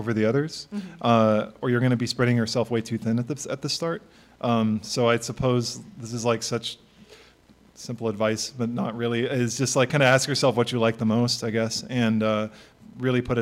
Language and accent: English; Bakersfield, California, United States; now in Los Angeles, United States; growing up in Bakersfield, I felt like definitely kind of a small-town rube, like, coming to L.A.